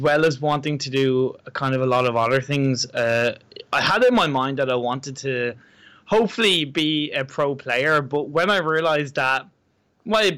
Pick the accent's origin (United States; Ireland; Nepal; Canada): Ireland; I'm from Ireland.